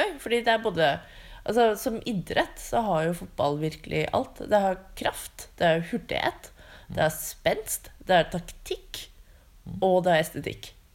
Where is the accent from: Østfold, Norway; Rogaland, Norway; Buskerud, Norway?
Buskerud, Norway; Drammen; jeg er fra Drammen